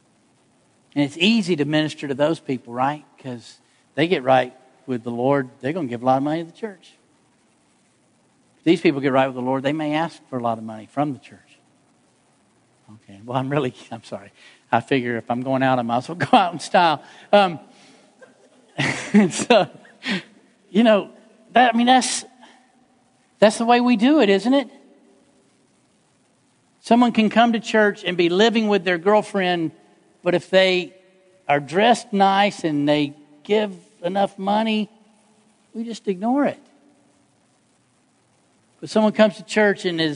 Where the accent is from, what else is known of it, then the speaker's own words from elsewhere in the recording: Atlanta, Georgia, United States; I grew up in Atlanta